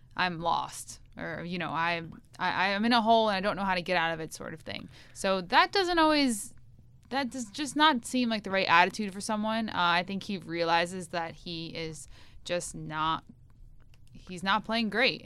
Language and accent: English; United States; I'm an American